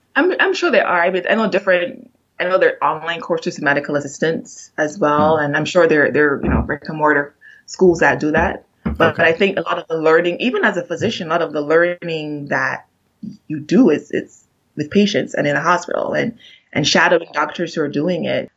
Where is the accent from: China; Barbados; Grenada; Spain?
Barbados; moved away as an adult; now in United States